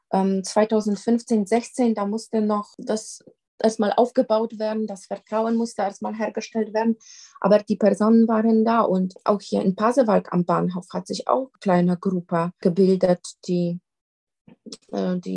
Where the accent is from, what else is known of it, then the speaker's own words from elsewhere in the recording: Poland; accent: Polish; German is a second language; now in Germany; ich komme ähm, tatsächlich ähm, aus, aus Polen, wie man an meinem Akzent erkennen kann, immer noch.